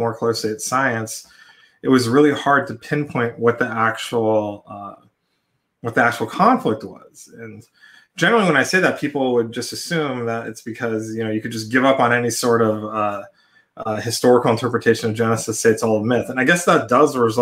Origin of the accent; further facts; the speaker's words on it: California, United States; now in St. Louis, United States; was born in California though, so we had a very coastal bias